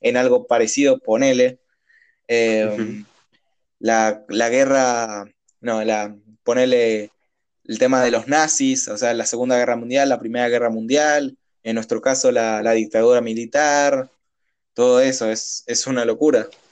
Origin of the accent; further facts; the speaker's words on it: Argentina; la costumbre nuestra que muchas veces nos caracteriza como por argentinos